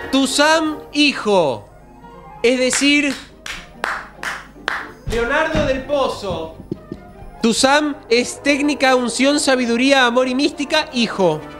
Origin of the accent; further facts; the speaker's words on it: Ituzaingó, Buenos Aires Province, Argentina; also born or lived in Morón; Yo eh, nací en Morón, pero me crié en Ituzaingó.